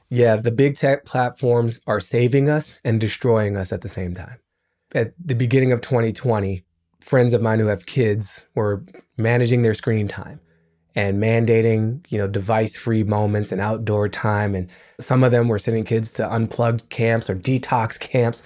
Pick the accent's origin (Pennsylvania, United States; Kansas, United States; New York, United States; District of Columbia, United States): District of Columbia, United States; Washington; I grew up in Washington D.C.